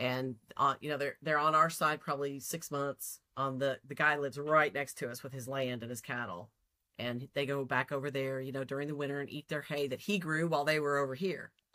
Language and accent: English; Texas, United States; I'm from Texas